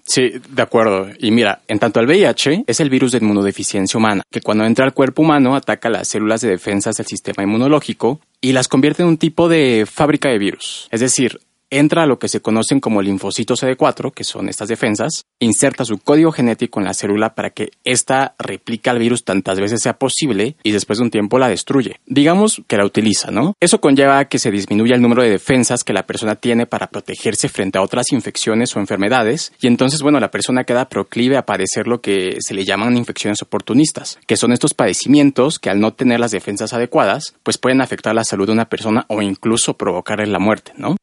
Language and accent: Spanish; State of Mexico, Mexico; moved away as an adult; now in Mexico City, Mexico; Nací aquí en la Ciudad de México y vivo aquí también desde hace ya unos años, desde que entré a la universidad, pero crecí en un pueblito al norte del Estado de México